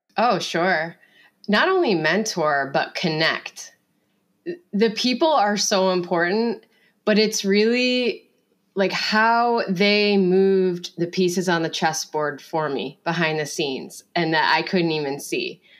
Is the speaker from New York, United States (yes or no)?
yes; Finger Lakes region of upstate New York, United States; I grew up with Cassie in the Finger Lakes region of upstate New York